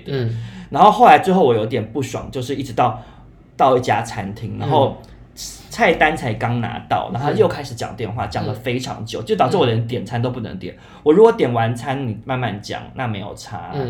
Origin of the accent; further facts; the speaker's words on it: Taiwan; 我是台湾人